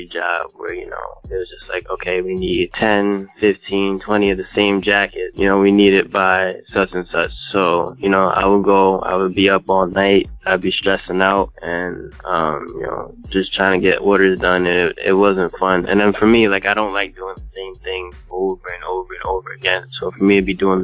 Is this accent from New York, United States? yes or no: yes; New York City, New York, United States; now in New Jersey, United States; I was born in Brooklyn, but right now I live in New Jersey